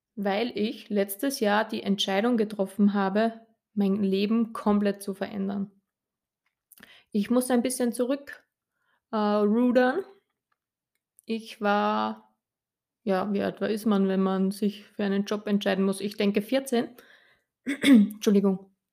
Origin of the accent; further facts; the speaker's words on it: Upper Austria, Austria; ich bin Österreicherin, wie ihr unschwer hören könnt